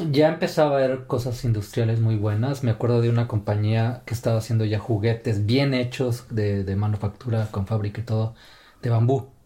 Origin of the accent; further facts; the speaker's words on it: Mexico; moved away as an adult; also born or lived in China; now in Finland; mexicano de nacimiento, y finlandés ya de nacionalización.